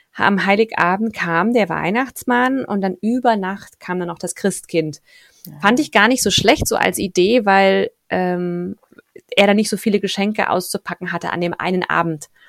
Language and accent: German; Thuringia, Germany; Ich komme ja aus Thüringen, das ist wenig christlich geprägt